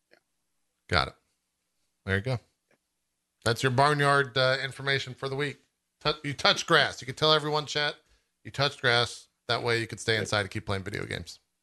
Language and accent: English; Texas, United States; growing up in Texas